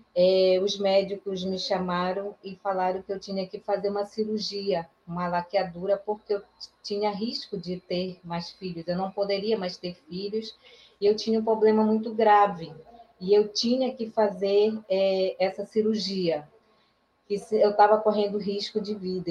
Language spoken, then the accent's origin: Portuguese; Maués, Amazonas, Brazil; also born or lived in Manaus; eu não nasci em Manaus, né? nasci num município chamado é, Maués